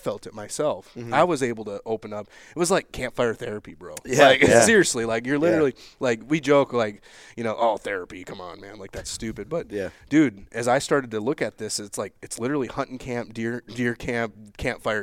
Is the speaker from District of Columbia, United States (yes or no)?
no; Minnesota, United States; growing up in Minnesota, doing deer hunting camp every year